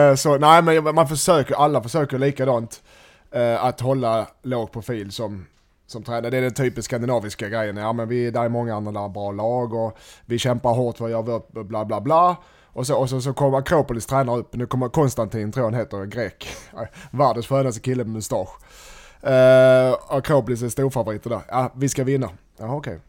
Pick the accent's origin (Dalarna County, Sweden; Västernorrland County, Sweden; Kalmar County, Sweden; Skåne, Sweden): Skåne, Sweden; Helsingborg; Jag som helsingborgare